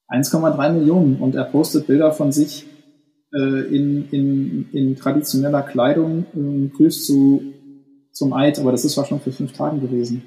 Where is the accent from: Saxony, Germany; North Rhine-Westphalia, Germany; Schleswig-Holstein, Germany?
North Rhine-Westphalia, Germany; Ruhr area; now in Hamburg, Germany; ich bin ja westdeutsch sozialisiert, also ganz so Ruhrgebiet